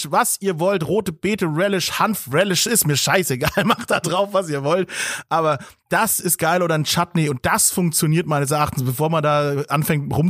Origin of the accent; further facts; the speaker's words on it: Bavaria, Germany; Bei uns in ähm. Bayern gar nicht.